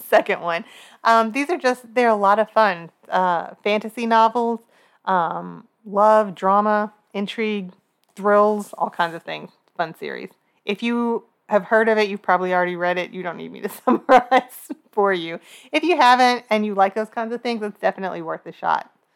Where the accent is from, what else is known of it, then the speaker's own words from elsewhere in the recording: Kentucky, United States; we are from Kentucky